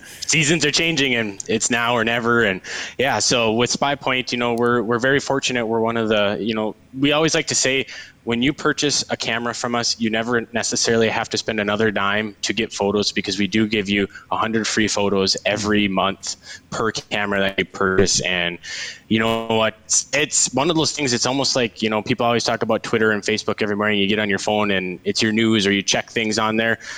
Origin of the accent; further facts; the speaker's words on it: Devils Lake, North Dakota, United States; moved away as an adult; now in Bismarck, United States; I am born and raised in Devil's Lake